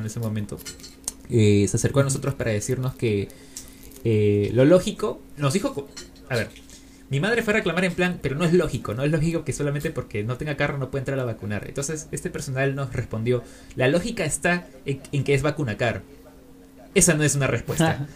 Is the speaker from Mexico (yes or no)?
no; Peru; desde mi lugar como peruano